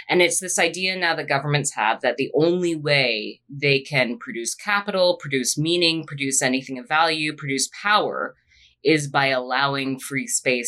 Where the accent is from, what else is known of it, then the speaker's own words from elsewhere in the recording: England, United Kingdom; No, I'm English and I hate myself.